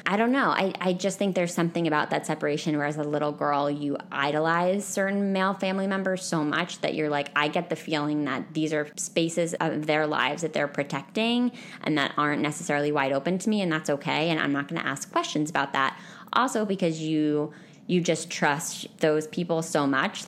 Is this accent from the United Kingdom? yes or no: no; Northeast, United States; I'm from the Northeast